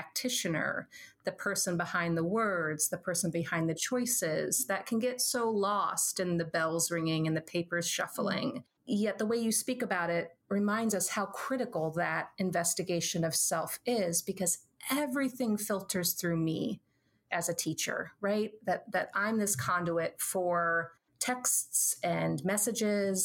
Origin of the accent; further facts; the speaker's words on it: Southern Illinois, United States; I was a kid from Southern Illinois